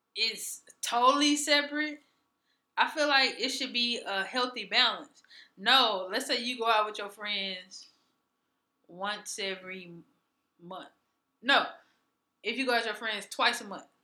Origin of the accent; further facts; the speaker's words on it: Mississippi, United States; growing up in Mississippi